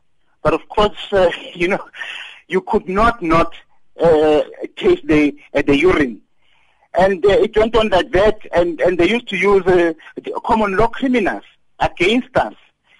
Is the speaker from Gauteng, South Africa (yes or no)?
yes; Daveyton, Gauteng, South Africa; And I came from Daveyton, and we used to work at the Lanbow Span.